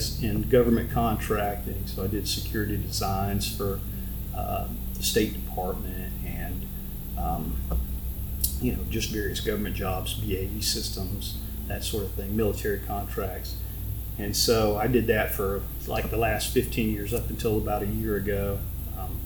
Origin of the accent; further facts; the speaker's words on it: Macon, Georgia, United States; moved away as an adult; also born or lived in South Carolina; now in Goose Creek, United States; I'm from Georgia originally. I was born in Macon, if you know where that is, right in the middle of Georgia